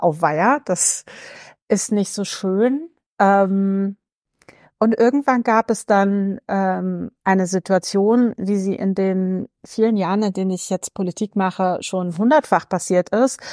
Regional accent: Berlin, Germany; ich bin gebürtige Berlinerin

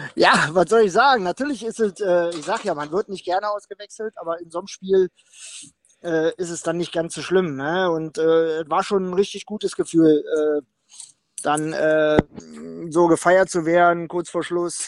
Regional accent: Berlin, Germany; moved away; in meiner Heimatstadt Berlin

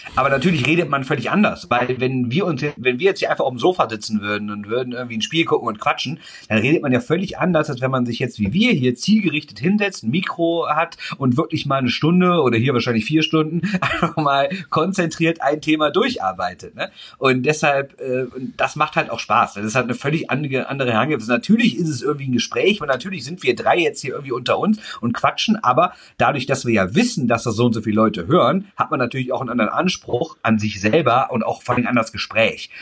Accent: Düsseldorf, North Rhine-Westphalia, Germany; ich bin Düsseldorfer, ich bin als Kind zum ersten Mal klassisch mit Vater an der Hand zur Bremenstraße gegangen

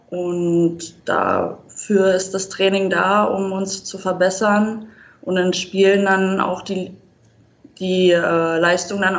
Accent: Berlin, Germany; born there; now in Wiesbaden, Germany; Also, so wirklich Hessen würde ich mich jetzt nicht äh, einschätzen. Also, für mich blutet immer noch Berlin. Da will ich auch wieder zurück.

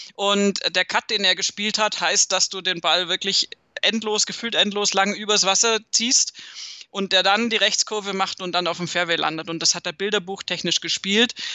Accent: Southern Germany, Germany; bei uns in Süddeutschland

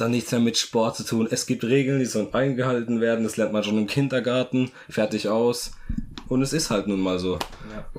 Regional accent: Germany; als Deutscher

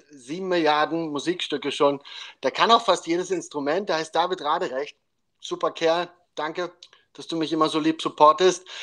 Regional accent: Carinthia, Austria; Äh, ich komme eigentlich aus Kärnten.

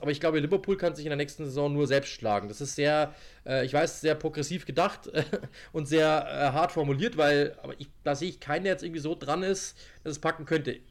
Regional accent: Germany; ich bin selber Deutscher

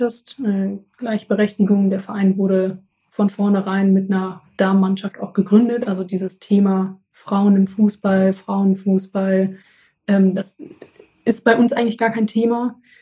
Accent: Essen, North Rhine-Westphalia, Germany; uns früher im Garten in Essen, wo ich herkomme

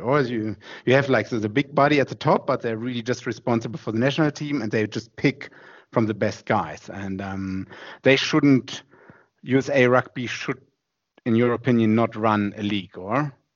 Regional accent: Germany; English is a second language; I'm German

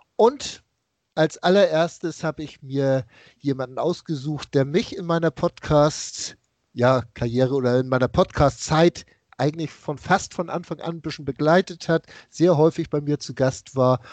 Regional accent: Hamburg, Germany; Ich komme aus dem Norden Hamburgs

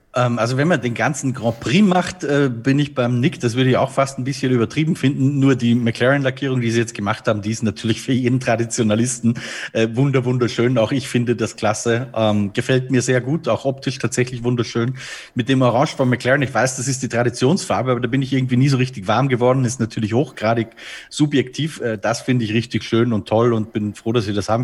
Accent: Austria; bei uns in Österreich

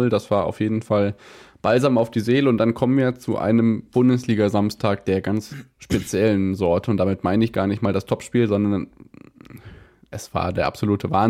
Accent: Hesse, Germany; Das äh, darf man als Hesse auch sagen.

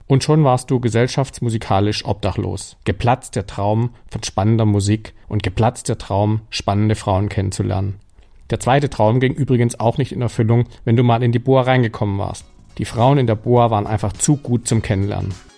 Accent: Stuttgart, Baden-Württemberg, Germany; in Stuttgart, wo ich aufgewachsen bin.

